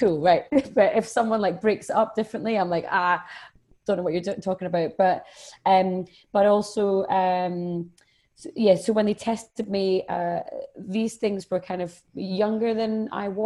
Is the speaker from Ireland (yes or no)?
no; Edinburgh, Scotland, United Kingdom; I'm from Edinburgh